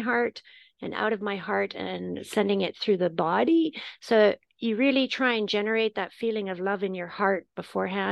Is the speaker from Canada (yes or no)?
yes; Canada; also born or lived in Turkey; now in United Kingdom; I'm Canadian and I live in the UK and I lived in Turkey for a while